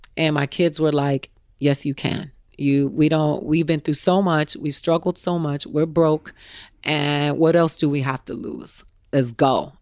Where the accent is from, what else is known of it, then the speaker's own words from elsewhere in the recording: Miami, Florida, United States; also born or lived in Tallahassee; I'm from Miami, but I went to school in Tallahassee